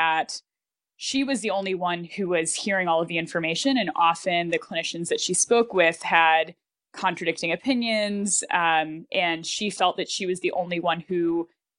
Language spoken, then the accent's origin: English; Buffalo, New York, United States; I grew up in Buffalo